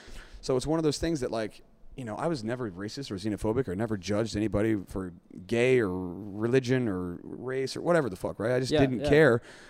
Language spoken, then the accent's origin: English; West Virginia, United States; moved away as an adult; now in Singapore; I grew up in a Trump state. I mean, I'm from West Virginia.